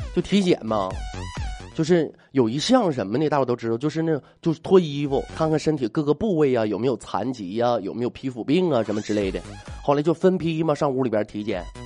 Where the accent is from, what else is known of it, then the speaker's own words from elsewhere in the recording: Jilin, China; also born or lived in Dandong; 我是吉林人啊，我记着原来我在丹东那边的时候也碰着过这种习俗